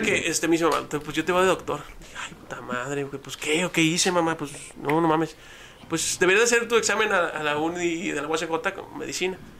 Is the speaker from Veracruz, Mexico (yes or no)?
no; Ciudad Juárez, Chihuahua, Mexico; soy de la República de las Torres